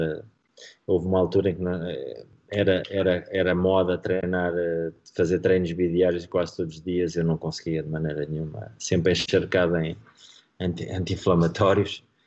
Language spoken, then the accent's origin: Portuguese; Marinha Grande, Centro, Portugal; Marinhense, que é eh, o clube da minha, da minha terra